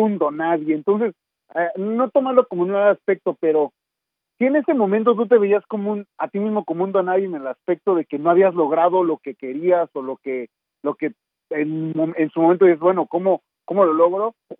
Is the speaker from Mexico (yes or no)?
yes; Mexico City, Mexico; moved away as an adult; also born or lived in New York; salí de la Ciudad de México, pero para mí llegar a Nueva York